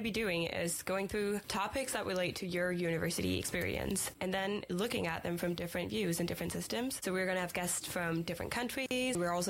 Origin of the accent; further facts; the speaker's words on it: Denmark; moved away as an adult; now in Aberdeen, United Kingdom; I'm from Denmark